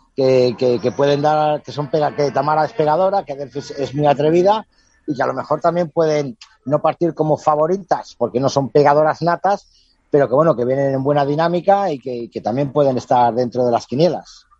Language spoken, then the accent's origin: Spanish; Spain; picando piedra que decimos aquí en España